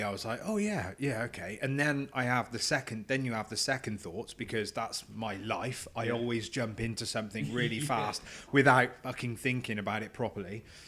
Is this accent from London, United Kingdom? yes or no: no; Herefordshire, West Midlands, United Kingdom; accent: Herefordian; my carrot crunching fucking accent, Herefordian accent